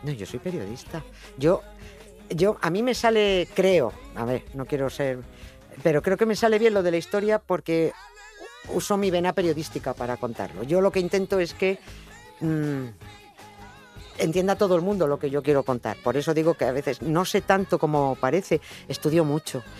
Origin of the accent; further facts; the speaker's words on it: Madrid, Community of Madrid, Spain; yo vivía en un piso en Villaverde, en un barrio muy... en los extrarradios de Madrid